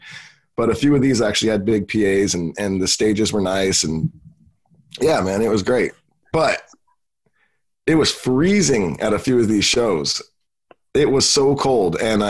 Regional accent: California, United States; I'm from California.

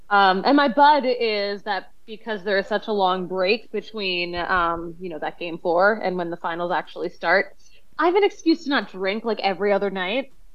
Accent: Philadelphia, Pennsylvania, United States; also born or lived in Connecticut; now in Denver, United States; I'm from Philly originally

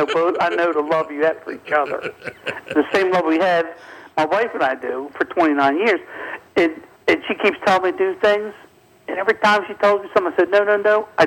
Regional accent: Baltimore, Maryland, United States; I'm from Baltimore.

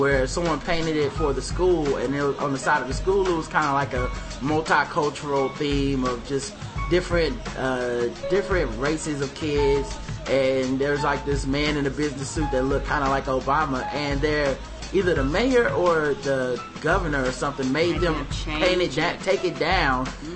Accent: North Carolina, United States; I'm from North Carolina

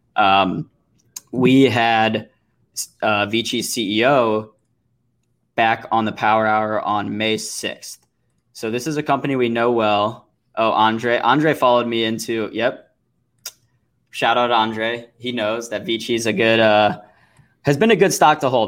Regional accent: St. Louis, Missouri, United States; my hometown of Saint Louis, Missouri

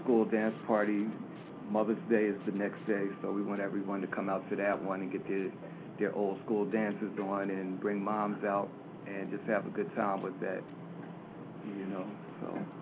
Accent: Philadelphia, Pennsylvania, United States; I'm from, born and raised in Philadelphia

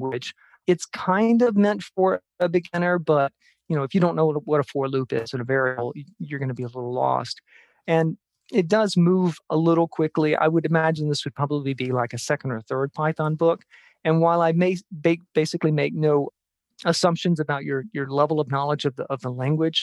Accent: Jackson, Mississippi, United States; moved away; also born or lived in Tucson; I'm from Jackson, Mississippi

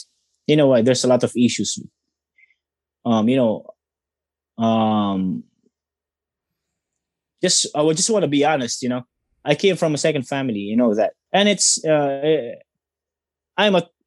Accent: Tanay, Calabarzon, Philippines; my hometown, Tanay

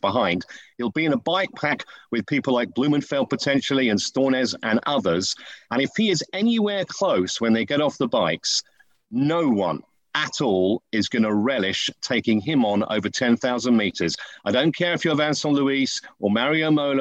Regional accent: United Kingdom; I'm a Brit and proud to be one

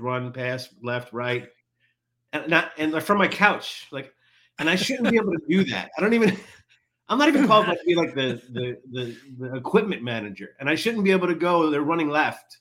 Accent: Long Island, New York, United States; I grew up on Long Island, New York

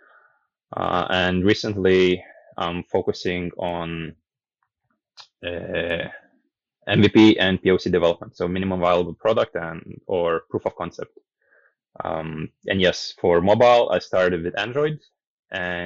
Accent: Lithuania; moved away as an adult; also born or lived in Denmark / Netherlands / China / Hong Kong; now in Vietnam; So I'm originally from Lithuania. I left Lithuania straight after high school.

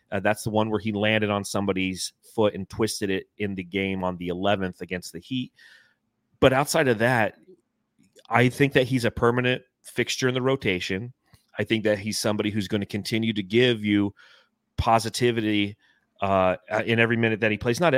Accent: Phoenix, Arizona, United States; Yeah, he's flex from Jersey. I'm … from Phoenix.

